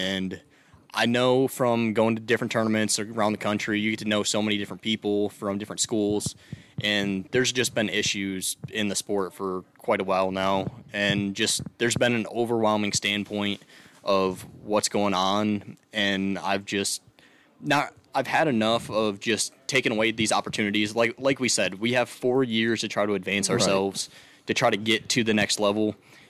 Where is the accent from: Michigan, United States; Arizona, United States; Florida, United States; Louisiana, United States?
Michigan, United States; I grew up in Slim, Michigan